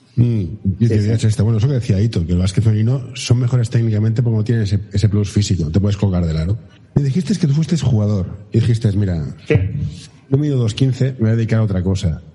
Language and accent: Spanish; Barcelona, Catalonia, Spain; yo soy de Barcelona